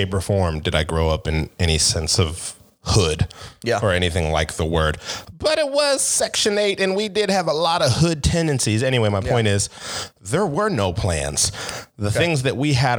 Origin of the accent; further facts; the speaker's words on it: Seattle, Washington, United States; Seattle. Born and raised.